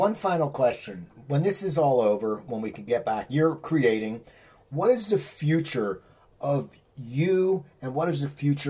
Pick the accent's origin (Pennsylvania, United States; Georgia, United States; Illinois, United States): Pennsylvania, United States; near Philadelphia; also born or lived in Los Angeles, United States; growing up near Philly